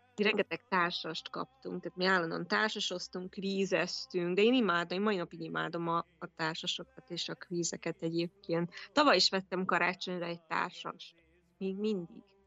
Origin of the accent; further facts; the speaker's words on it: Kazincbarcika, Borsod-Abaúj-Zemplén, Hungary; Kazincbarcikán nőttem föl